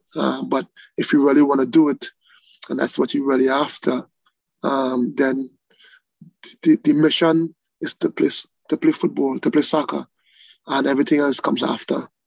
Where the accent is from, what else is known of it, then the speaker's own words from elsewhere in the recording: Trinidad & Tobago; moved away; growing up in Trinidad